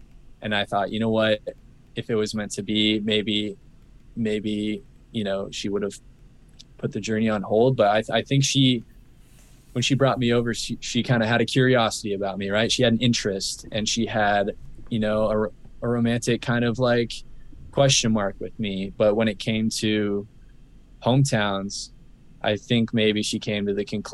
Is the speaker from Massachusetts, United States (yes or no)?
no; Phoenix, Arizona, United States; moved away as an adult; now in San Diego, United States; We grew up in Arizona in Phoenix